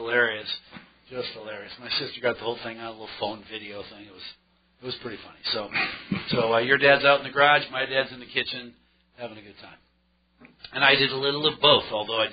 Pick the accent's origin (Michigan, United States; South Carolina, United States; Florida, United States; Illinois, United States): Michigan, United States; moved away; I grew up in Michigan